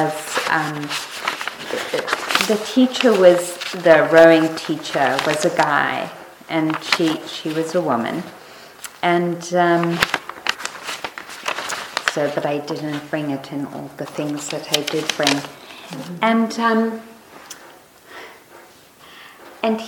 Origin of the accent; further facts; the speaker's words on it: South Africa; moved away; the school I went to when I was growing up in South Africa